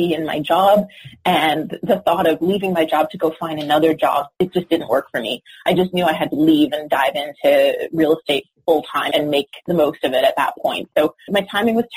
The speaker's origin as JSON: {"language": "English", "country": "Canada", "moved": "as an adult", "lives_now": "Los Angeles, United States", "said": "I'm Canadian. I actually just moved to Los Angeles"}